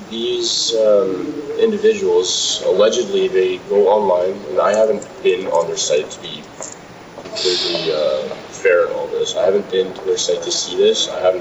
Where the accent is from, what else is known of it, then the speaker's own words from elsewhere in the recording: Manitoba, Canada; now in Victoria, Canada; Well, I came from Manitoba.